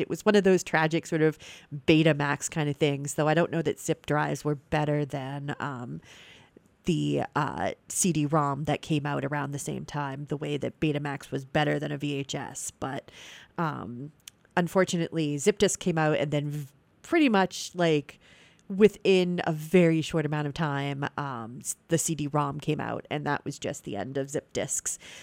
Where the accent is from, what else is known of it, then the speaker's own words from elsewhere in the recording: New England, United States; I'm from New England.